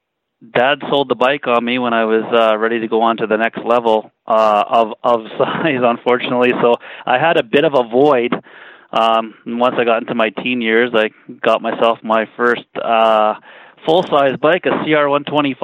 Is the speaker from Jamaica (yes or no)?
no; Winnipeg, Manitoba, Canada; now in Calgary, Canada; I was born and raised in East Kildonan